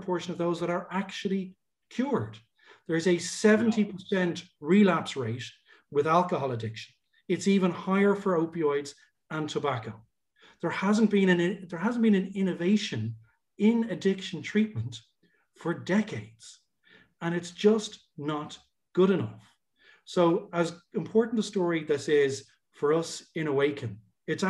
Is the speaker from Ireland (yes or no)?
yes; Ireland; also born or lived in Dublin; as an Irish guy